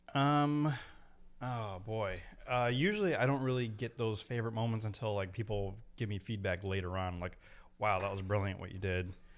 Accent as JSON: {"language": "English", "town": "Meriden", "region": "Connecticut", "country": "United States", "tie": "born or raised there", "said": "that's my hometown"}